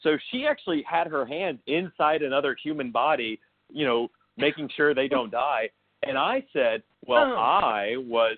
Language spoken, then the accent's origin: English; Mississippi, United States; moved away; also born or lived in New York; I was raised in Mississippi into a very conservative household.